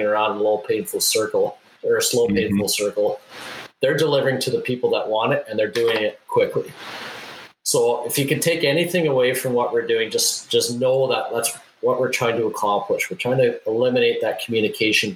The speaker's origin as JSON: {"language": "English", "town": "Winnipeg", "region": "Manitoba", "country": "Canada", "tie": "born or raised there", "said": "my hometown of Winnipeg, Manitoba"}